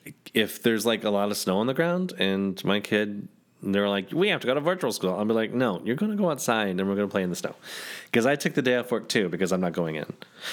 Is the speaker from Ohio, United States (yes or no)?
no; Michigan, United States; growing up in Michigan